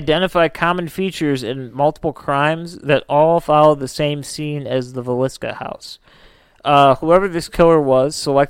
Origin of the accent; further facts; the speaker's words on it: Dumbarton, Scotland, United Kingdom; I'm from Dumbarton.